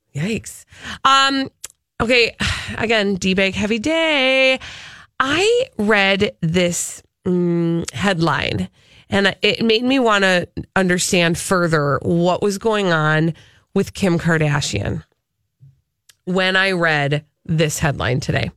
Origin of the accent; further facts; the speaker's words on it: Minnesota, United States; I'm from Minnesota